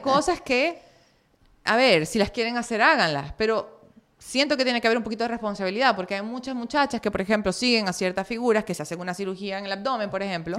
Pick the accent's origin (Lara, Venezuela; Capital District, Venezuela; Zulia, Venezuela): Zulia, Venezuela; Maracaibo; moved away as an adult; en Maracaibo es pequeño